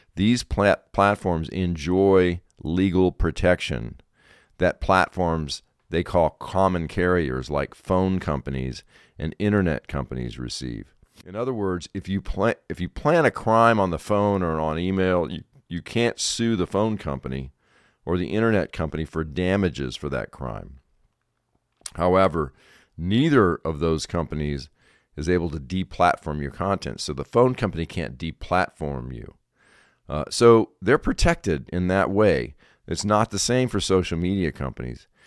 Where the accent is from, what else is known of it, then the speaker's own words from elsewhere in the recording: South Carolina, United States; South Carolina is my home state.